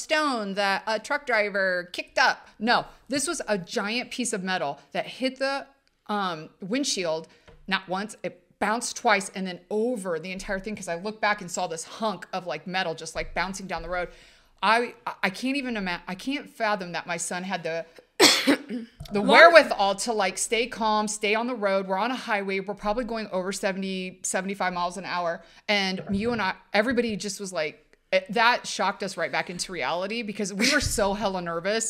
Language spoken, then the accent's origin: English; Ohio, United States; we're from Ohio, so it's Fox 8 Cleveland.